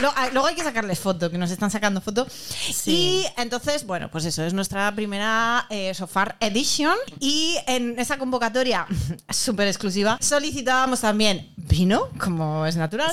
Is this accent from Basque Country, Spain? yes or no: yes; San Sebastián, Basque Country, Spain; nací en Donosti